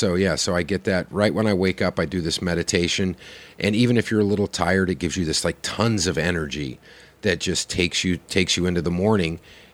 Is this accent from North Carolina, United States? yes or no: no; Oklahoma, United States